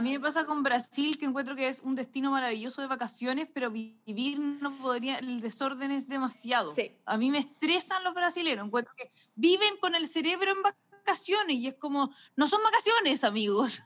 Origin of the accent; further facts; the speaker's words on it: Chile; uno viene de Latinoamérica, de Chile